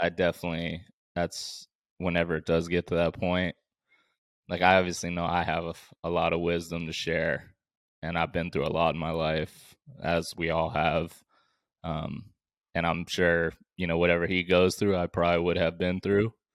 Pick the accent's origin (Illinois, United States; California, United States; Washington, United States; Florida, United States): California, United States; Bay Area; also born or lived in Vancouver, Canada; around maybe twelve years old, we moved from Vancouver, Canada, back to the Bay Area